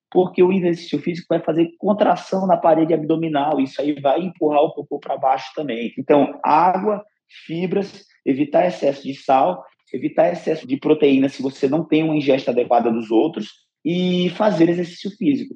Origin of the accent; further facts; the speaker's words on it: Northeast Region, Brazil; sou nordestino